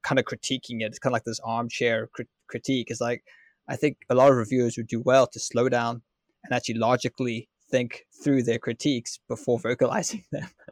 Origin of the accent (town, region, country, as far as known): Ireland